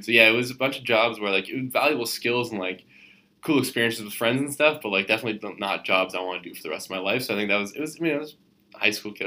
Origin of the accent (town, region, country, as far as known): Canada